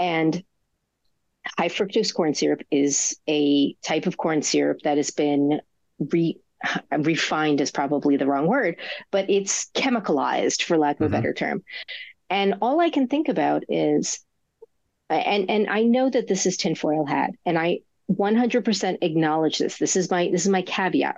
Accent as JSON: {"language": "English", "region": "New Jersey", "country": "United States", "said": "I'm from New Jersey"}